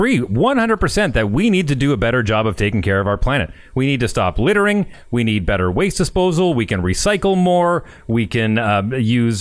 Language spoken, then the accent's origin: English; Fort McMurray, Alberta, Canada; my hometown of Fort McMurray